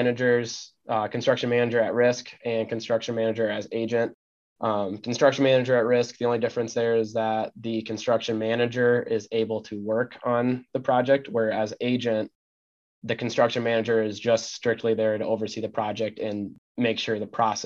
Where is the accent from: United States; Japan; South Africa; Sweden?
United States; Cascade, Iowa; the small town aspect of the town we grew up in Cascade